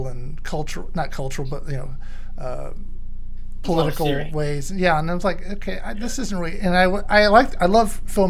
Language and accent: English; Texas, United States; moved away as an adult; I'm from Texas originally